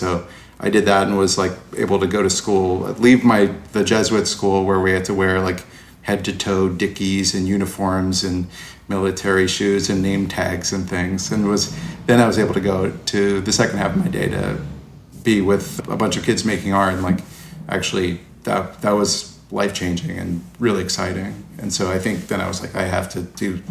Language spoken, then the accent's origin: English; New Orleans, Louisiana, United States; I ended up spending a lot of my youth in the suburbs of New Orleans, across the river from the city itself